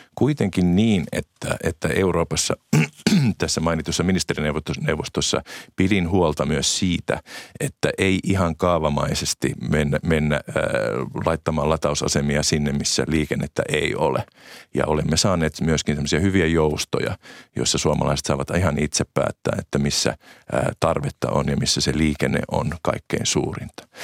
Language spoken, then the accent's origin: Finnish; Äänekoski, Central Finland, Finland; olen itse nelostieltä, kotoisin nelostie on, on, on kotikatuni Äänekoskella